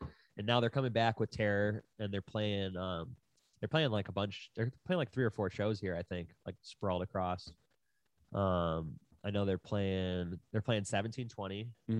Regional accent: Buffalo, New York, United States; now in Los Angeles, United States; we're both from Buffalo, and then we both lived in Burbank.

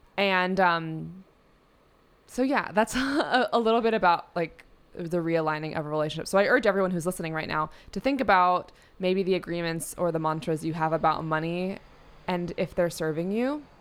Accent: New York City, New York, United States; I grew up in New York City in a studio apartment

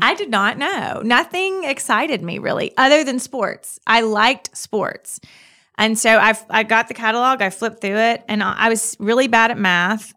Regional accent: Clinton, Mississippi, United States; I'm from Mississippi. I've, I lived in Mississippi my whole life, r, from right outside the Jackson area

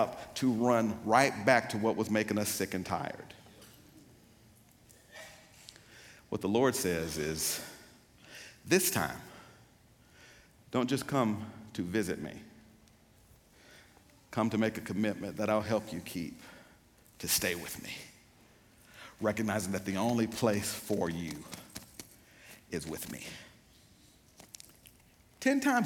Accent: Pearl, Mississippi, United States; I'm from Pearl, Mississippi, so we're country where I come from

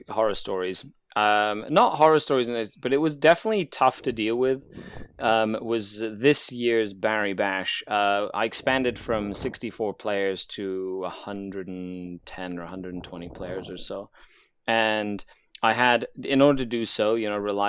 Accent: Mexico; now in Canada; I pull out my Mexican passport and I go, I'm born and raised in Mexico.

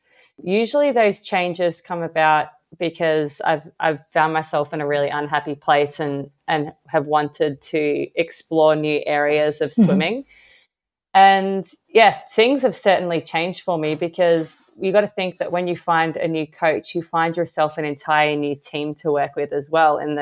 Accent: Australia; I'm an Australian Paralympic swimmer

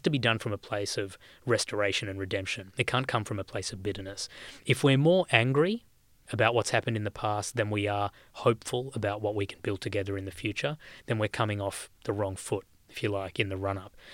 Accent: Australia; growing up in this country

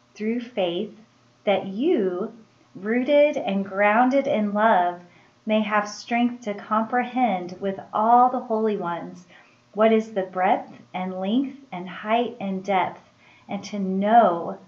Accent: Springfield, Missouri, United States; I am originally from Springfield, Missouri.

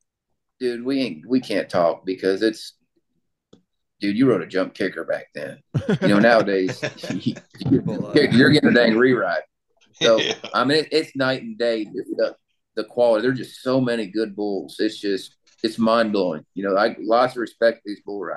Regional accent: South Dakota, United States; moved away as an adult; now in Oklahoma, United States; I grew up in South Dakota

